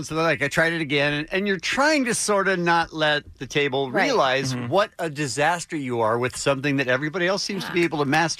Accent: Phoenix, Arizona, United States; I grew up in Phoenix with a swimming pool.

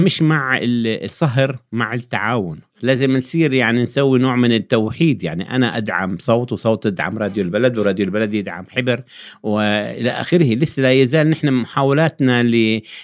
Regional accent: Jordan; عندنا في الأردن

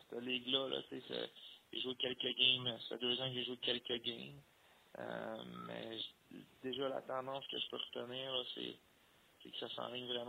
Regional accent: Montreal, Quebec, Canada; il sait que je viens de Montréal

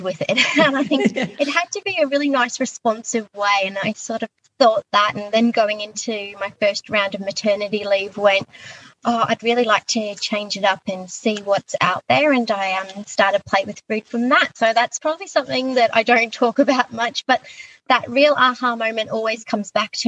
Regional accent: Queensland, Australia; moved away as an adult; also born or lived in Echuca; now in Sydney, Australia; I am actually from Queensland originally. I moved to Sydney via Echuca in my early 20s

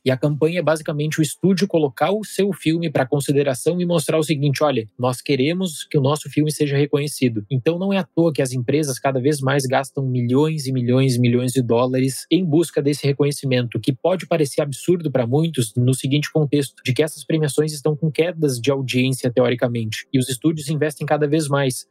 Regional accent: Brazil; como brasileiro

